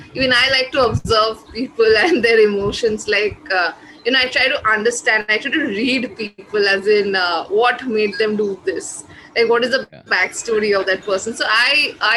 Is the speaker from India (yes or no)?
yes; India; first language Bengali; my mother tongue, which is Bengali. So I write in that, but there are a lot of writers here who write in, you know, like other the native languages of our country